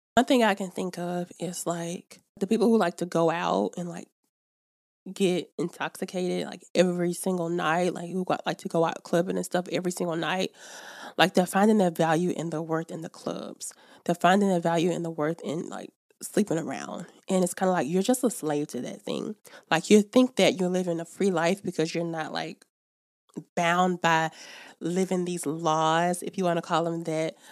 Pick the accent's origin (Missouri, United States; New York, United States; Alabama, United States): Alabama, United States; in Alabama, my hometown